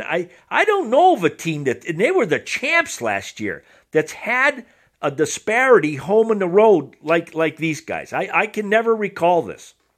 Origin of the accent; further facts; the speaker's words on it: Massachusetts, United States; I grew up in Massachusetts